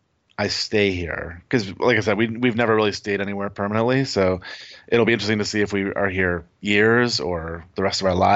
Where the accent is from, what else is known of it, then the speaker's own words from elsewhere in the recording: Michigan, United States; now in North Carolina, United States; We're originally from Michigan, moved to Los Angeles on a sort of a whim.